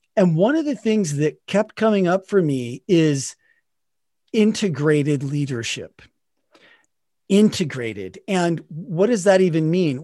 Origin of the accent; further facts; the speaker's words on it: Salt Lake City, Utah, United States; I grew up in Salt Lake City, Utah